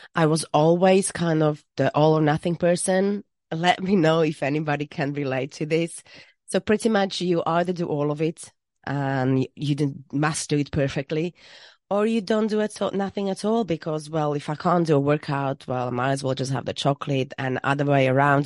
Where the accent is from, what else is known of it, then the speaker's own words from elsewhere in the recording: Slovakia; moved away as an adult; now in Worcestershire, United Kingdom; I am from Slovakia, where I studied business and economy, and I moved to U K when I was twenty-two